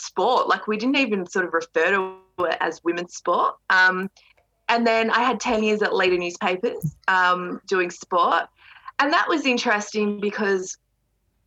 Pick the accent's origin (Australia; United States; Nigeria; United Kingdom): Australia; Ballarat, Victoria; I was from Ballarat, that I wasn't from the city.